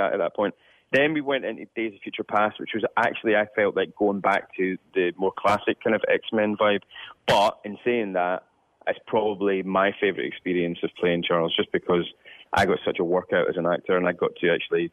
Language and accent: English; Scotland, United Kingdom; as a young Scottish person